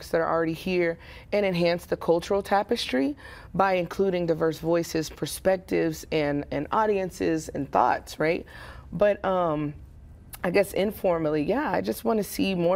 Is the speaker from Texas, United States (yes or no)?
yes; Waco, Texas, United States; I grew up here in Waco. I went to Alta Vista, then Carver, then Waco High, and graduated there